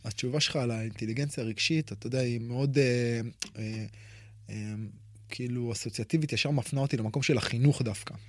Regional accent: Israel; אצלנו כישראלים

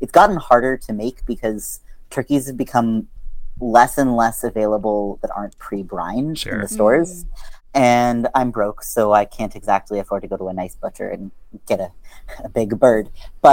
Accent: outside of Baltimore, Maryland, United States; I grew up outside of Baltimore, Maryland

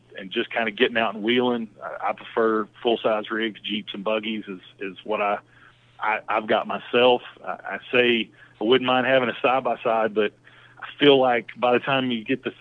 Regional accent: East Tennessee, United States; moved away as an adult; now in Charlotte, United States; I was a dumb hillbilly from East Tennessee.

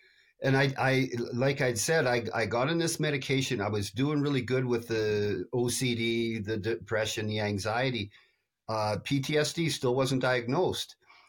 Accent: Canada; But yeah, but that's American beer, and I'm Canadian.

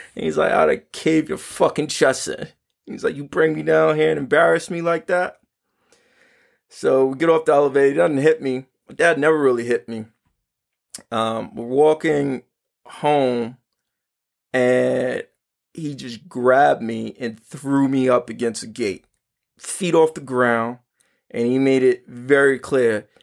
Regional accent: New York City, New York, United States; I grew up in Harlem

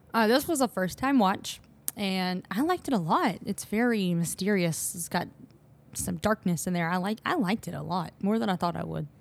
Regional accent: the Deep South, United States

